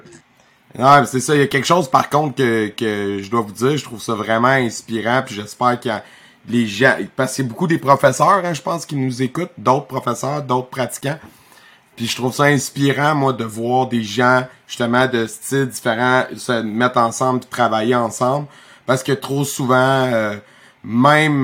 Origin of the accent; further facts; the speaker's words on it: Victoriaville, Quebec, Canada; j'ai été une fois à Canpo Victoriaville parce que je voulais aller faire un tournoi pour le fun dans ma ville natale